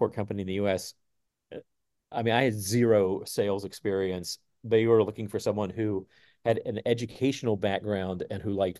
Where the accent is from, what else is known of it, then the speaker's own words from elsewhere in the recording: Texas, United States; I grew up in Texas